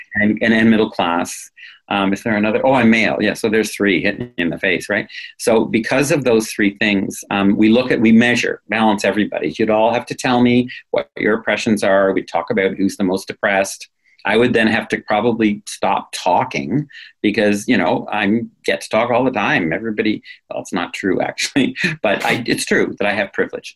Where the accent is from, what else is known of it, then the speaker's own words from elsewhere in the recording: New England, United States; I come from New England.